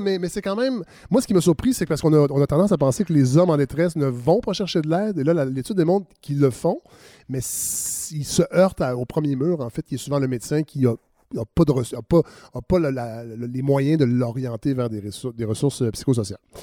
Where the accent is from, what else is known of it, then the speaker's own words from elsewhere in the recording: Saint-Hyacinthe, Quebec, Canada; moved away; je viens de Saint-Hyacinthe